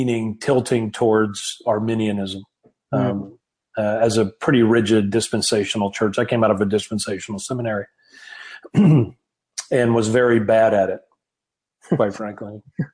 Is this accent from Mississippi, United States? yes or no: yes; Mississippi, United States; moved away as an adult; also born or lived in Los Angeles / Dallas; now in Nashville, United States; I'm a Southern boy. I was raised in Mississippi. Mm-hmm. And then moved to Los Angeles, go to school, then Dallas, and then Nashville.